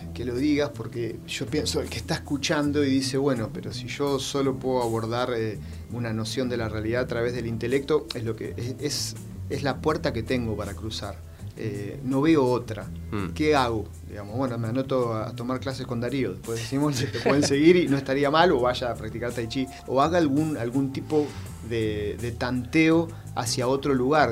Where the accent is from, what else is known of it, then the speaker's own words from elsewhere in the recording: Argentina; como ciudadano, digamos, ahora como argentino